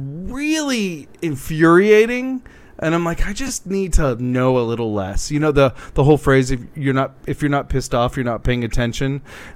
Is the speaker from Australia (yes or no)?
no; Southeast, United States; I'm from